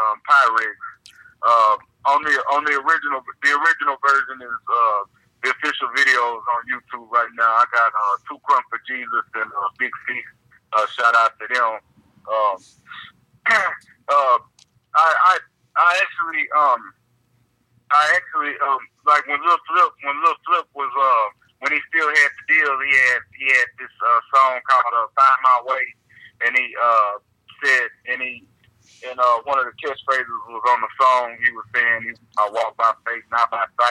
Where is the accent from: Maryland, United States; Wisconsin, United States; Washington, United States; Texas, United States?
Texas, United States; Houston; also born or lived in Conroe, Texas / Austin, Texas; I was born in Houston, raised in Houston. Lived in Conroe for a little bit, but I finished high school in Austin